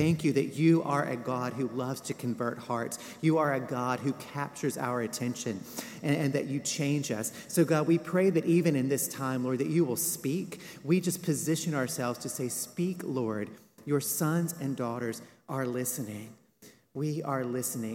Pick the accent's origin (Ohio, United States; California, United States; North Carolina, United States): North Carolina, United States; Western; I grew up Baptist in the Appalachian Mountains of Western North Carolina.